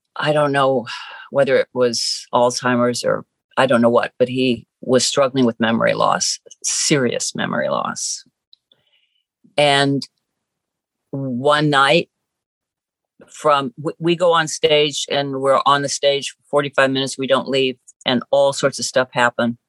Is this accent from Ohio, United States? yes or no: yes; Ohio, United States; growing up in Ohio